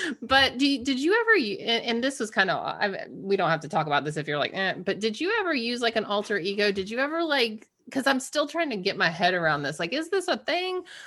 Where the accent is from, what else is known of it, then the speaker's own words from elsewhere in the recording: Georgia, United States; we grew up in Georgia, she's black, I'm white